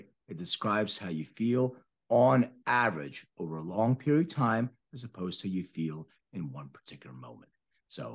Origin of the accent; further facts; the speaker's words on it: Philadelphia, Pennsylvania, United States; moved away as an adult; now in Los Angeles, United States; I'm from Philly. I live in LA for the last 15 years.